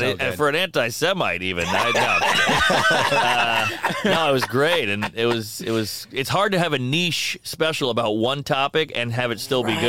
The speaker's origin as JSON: {"language": "English", "town": "New Orleans", "region": "Louisiana", "country": "United States", "tie": "born or raised there", "moved": "yes", "lives_now": "New York, United States", "said": "growing up in Louisiana, you know, everybody had a gun."}